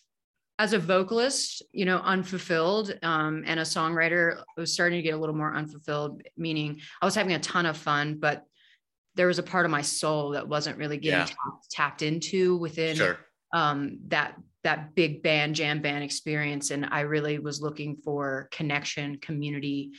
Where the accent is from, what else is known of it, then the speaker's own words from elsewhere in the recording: Harrisonburg, Virginia, United States; moved away as an adult; now in Denver, United States; I grew up in Harrisonburg, Virginia.